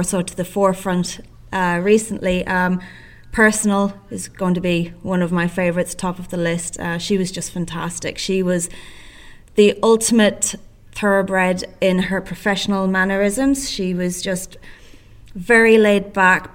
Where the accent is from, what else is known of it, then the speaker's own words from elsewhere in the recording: County Sligo, Connacht, Ireland; now in Euroa, Australia; So I grew up in County Sligo, which is on the west coast of Ireland